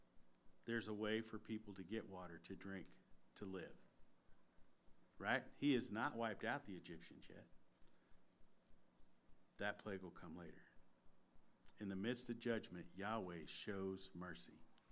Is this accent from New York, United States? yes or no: no; Texas, United States; I grew up in Texas.